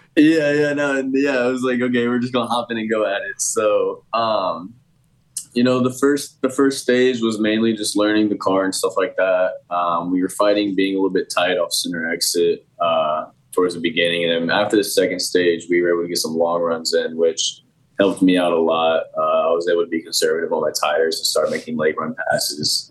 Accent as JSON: {"language": "English", "town": "Indianapolis", "region": "Indiana", "country": "United States", "tie": "born or raised there"}